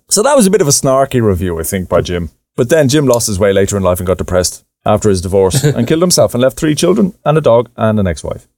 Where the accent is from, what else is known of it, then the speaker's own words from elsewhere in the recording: Ireland; us growing up in Ireland